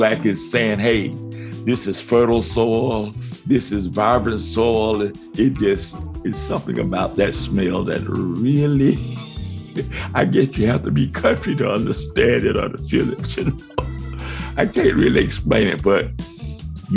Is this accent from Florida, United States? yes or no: yes; Miami, Florida, United States; moved away as an adult; now in Buena Vista, Georgia, United States; at the age of 4 or 5, we moved to Miami, Florida